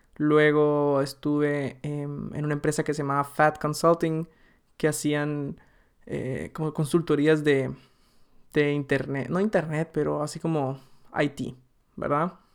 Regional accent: Guatemala; moved away as an adult; now in Germany; nací en Guatemala, viví ahí 19 años

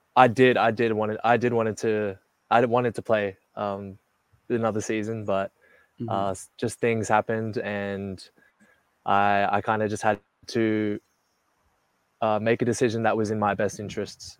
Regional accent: Melbourne, Victoria, Australia; moved away as an adult; also born or lived in Philippines; I was born and raised in Melbourne

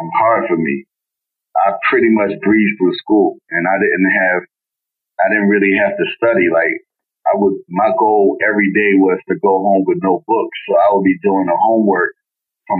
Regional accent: Baltimore, Maryland, United States; in Baltimore, we say be more

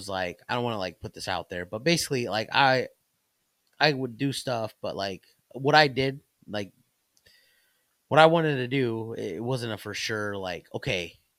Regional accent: Plymouth, Indiana, United States; I grew up in Plymouth area.

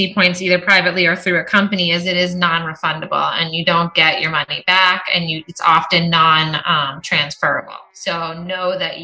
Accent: Arizona, United States; I'm from Arizona

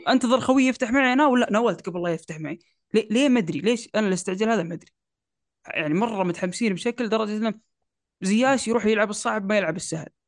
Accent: Saudi Arabia; عندنا في السعودية

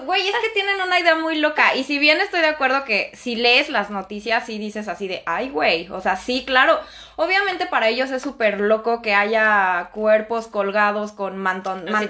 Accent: Mexico; moved away as an adult; now in France; yo vengo de México

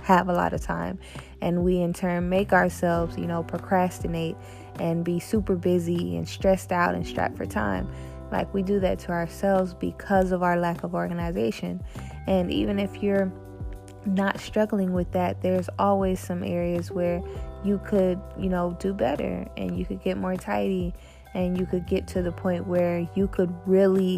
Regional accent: Tampa, Florida, United States; born or raised there; also born or lived in Tallahassee / Orlando

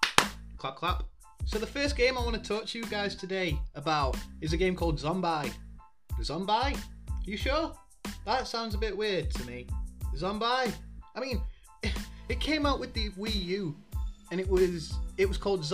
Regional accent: United Kingdom; I'm a Brit

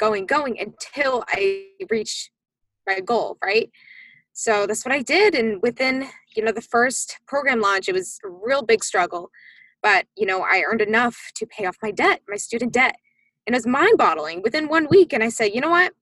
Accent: Massachusetts, United States; I am originally from Massachusetts

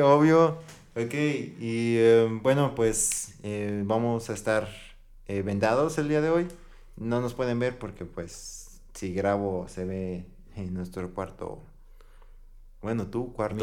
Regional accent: San Luis Potosí, Mexico; somos de San Luis Potosí

